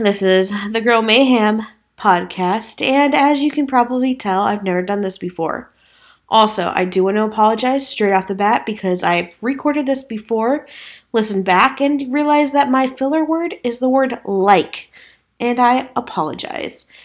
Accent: Midwest, United States; I say the word you guys as I'm from the Midwest and it's a generalized term there.

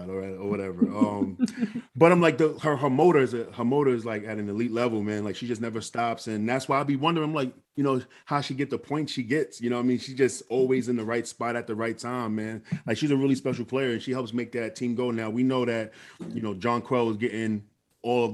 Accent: New York City, New York, United States; I'm from New York City

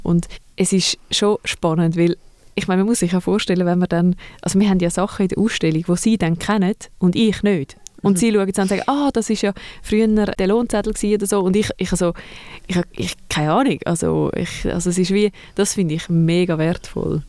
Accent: Zurich, Switzerland; Und ich bin aus Zürich und arbeite in Winterthur.

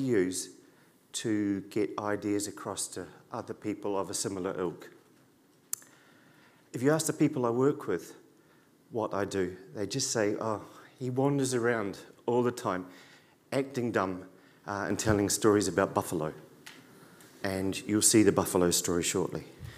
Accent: New Zealand; also born or lived in Dublin, Ireland; I lived in Dublin for 3 years, from 97 to 2000. I came here from New Zealand.

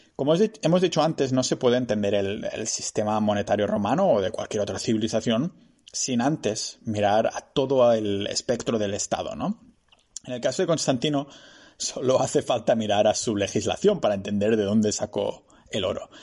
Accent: Spain; mi pueblo, Chocatán

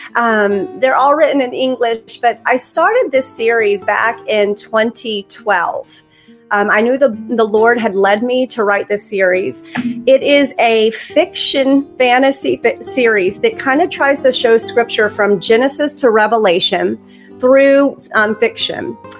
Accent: Alabama, United States; I'm from Alabama

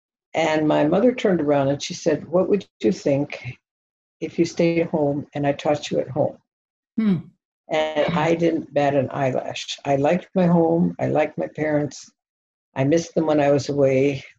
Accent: Kano, Kano State, Nigeria; A year later, I was born in Kano, Nigeria. And then I had four more siblings. So I grew up in Nigeria in a very happy experience.

